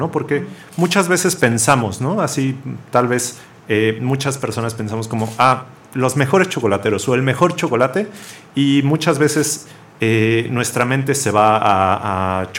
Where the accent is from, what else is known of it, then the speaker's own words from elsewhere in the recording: Mexico; es una parte muy importante de, nuestra cultura, ¿no? Como mexicanos.